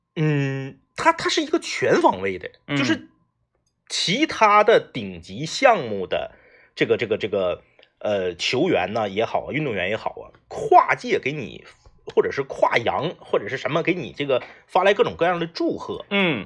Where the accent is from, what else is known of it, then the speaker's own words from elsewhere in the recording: Northeast China, China; 我们作为东北人